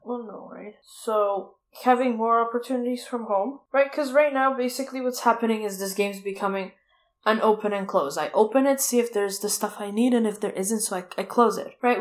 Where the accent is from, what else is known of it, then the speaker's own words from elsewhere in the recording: Toronto, Ontario, Canada; moved away; I'm from Toronto